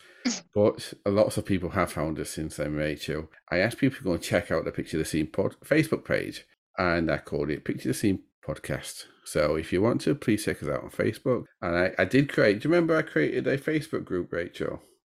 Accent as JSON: {"language": "English", "town": "Sheffield", "region": "Yorkshire and the Humber", "country": "United Kingdom", "tie": "born or raised there", "said": "a city in the north of England, my home city, and it's in Yorkshire"}